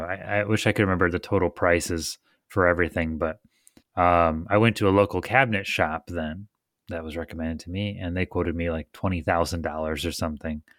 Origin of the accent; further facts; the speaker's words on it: Michigan, United States; I'm from Michigan where it doesn't break ninety.